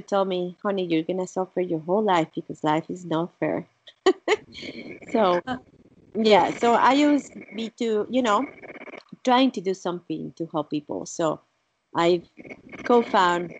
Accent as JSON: {"language": "English", "country": "Mexico", "also_born_or_lived": "Italy", "first_language": "Spanish", "second_language": "English", "moved": "yes", "said": "Being from Mexico"}